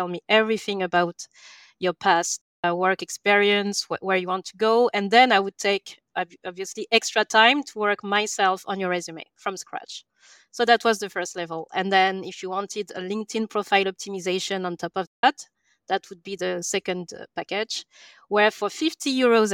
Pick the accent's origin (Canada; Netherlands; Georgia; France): France; English is a second language; moved away as an adult; also born or lived in England; I'm from France, as you can probably hear